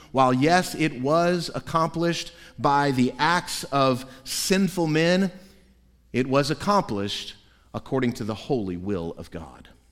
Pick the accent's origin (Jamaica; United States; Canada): United States; Central Florida; When I was three or four years old, growing up in Central Florida